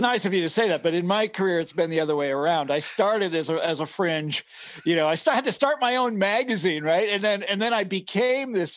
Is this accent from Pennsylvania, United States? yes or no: no; Johnson County, Kansas, United States; I grew up in Johnson County, Kansas. This is the affluent suburbs of Kansas City, Missouri